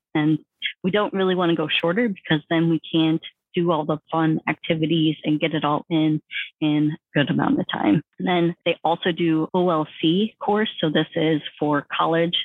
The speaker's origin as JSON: {"language": "English", "region": "Northeast Iowa", "country": "United States", "tie": "born or raised there", "moved": "as an adult", "said": "I'm from Northeast Iowa"}